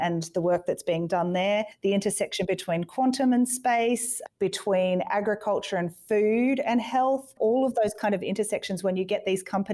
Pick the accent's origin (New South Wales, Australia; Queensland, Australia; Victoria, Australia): Queensland, Australia; Gold Coast; I grew up on the Gold Coast